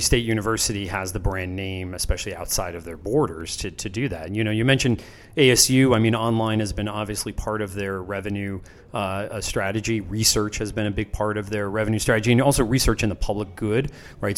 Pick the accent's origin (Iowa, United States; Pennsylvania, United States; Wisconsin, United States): Pennsylvania, United States; moved away; I grew up in Pennsylvania, the same way around Penn State